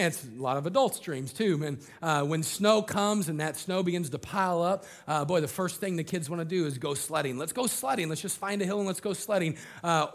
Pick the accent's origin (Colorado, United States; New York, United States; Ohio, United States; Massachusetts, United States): Colorado, United States; I grew up in Colorado